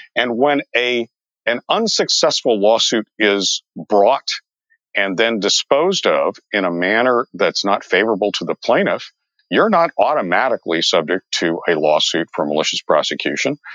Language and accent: English; San Diego, California, United States; also born or lived in Las Vegas; I grew up in San Diego